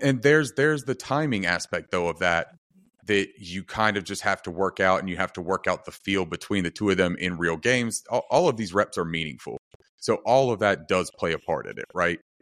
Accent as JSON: {"language": "English", "region": "North Carolina", "country": "United States", "said": "I'm from North Carolina"}